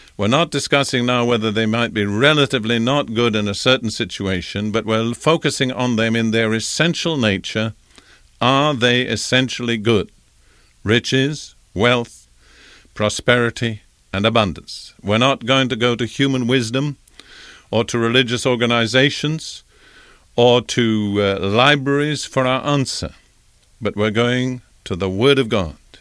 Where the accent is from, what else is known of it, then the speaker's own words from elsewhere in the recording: United Kingdom; as a young boy growing up in Britain in the Anglican Church